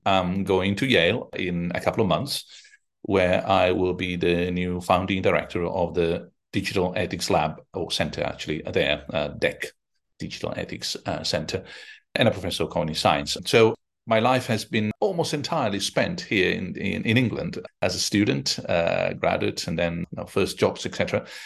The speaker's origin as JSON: {"language": "English", "town": "Rome", "region": "Lazio", "country": "Italy", "said": "I'm from Rome"}